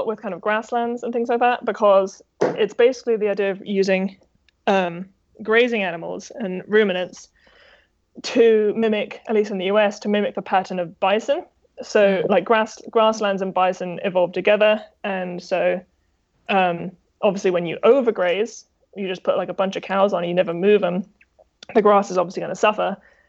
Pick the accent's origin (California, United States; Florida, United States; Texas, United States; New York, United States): Texas, United States; And yeah, even though I'm from Texas, I like buckaroo style kind of the best.